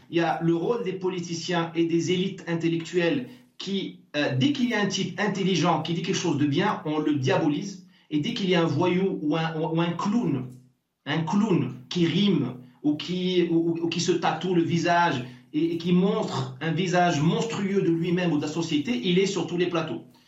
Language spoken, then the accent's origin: French; Morocco; now in France; moi, je suis né au Maroc. Je me considère comme marocain